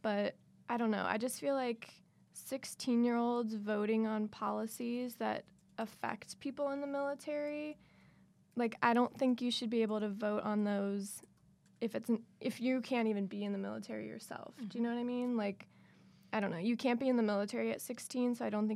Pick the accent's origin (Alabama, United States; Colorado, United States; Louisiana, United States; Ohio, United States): Ohio, United States; Cincinnati; when I was in high school, I'm from Cincinnati